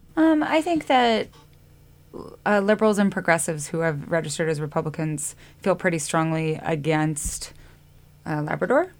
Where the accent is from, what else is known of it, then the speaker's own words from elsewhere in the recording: Lewiston, Idaho, United States; now in Montana, United States; I'm from Lewiston